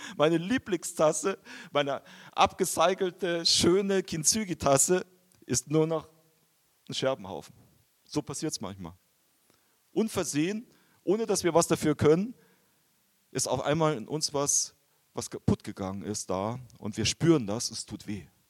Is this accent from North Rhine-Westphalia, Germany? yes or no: no; Bavaria, Germany; moved away; also born or lived in Japan; ich komme eigentlich aus Bayern